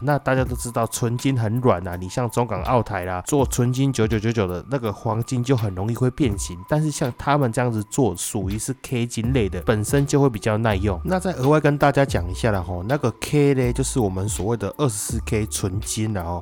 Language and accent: Chinese; Taiwan